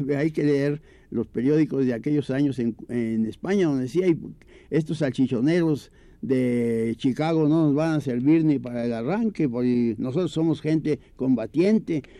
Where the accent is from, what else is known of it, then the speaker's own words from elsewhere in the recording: Puebla, Mexico; la última calle de Puebla, que es donde yo nací, nacimos, todos